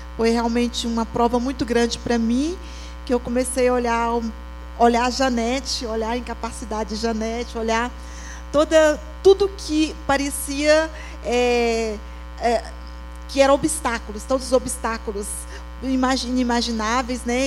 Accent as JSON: {"language": "Portuguese", "town": "Jacinto", "region": "Minas Gerais", "country": "Brazil", "also_born_or_lived": "Senegal", "moved": "as an adult", "said": "Eu sou de Minas Gerais, bem do interior, do Vale de Aquitionha, uma cidade chamada Jacinto"}